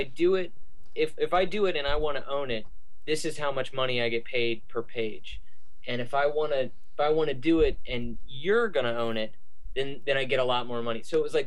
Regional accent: United States; as an American reader

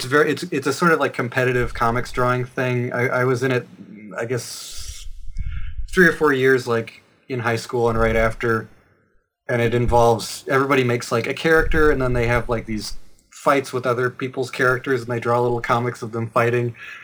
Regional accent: Asheville, North Carolina, United States; now in Brooklyn, United States; North Carolina. I'm from Asheville, which is sort of the progressive bastion of the North Carolina stretch of the Appalachians.

